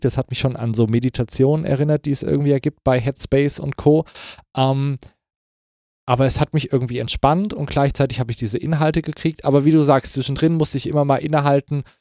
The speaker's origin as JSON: {"language": "German", "town": "Kassel", "region": "Hesse", "country": "Germany", "tie": "born or raised there", "moved": "yes", "said": "in Kassel, wo ich herkomme, sagt man, es wird sich uswiesen"}